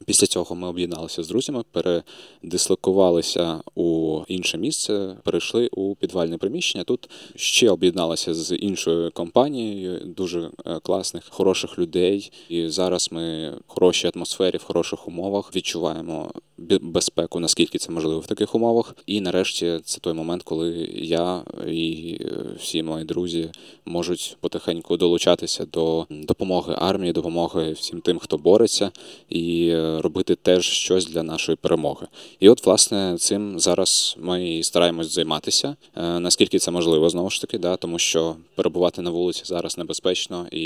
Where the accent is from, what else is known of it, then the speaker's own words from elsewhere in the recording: Crimea, Ukraine; а взагалі обов'язково записую в своїй регалії те, що я кримчанин.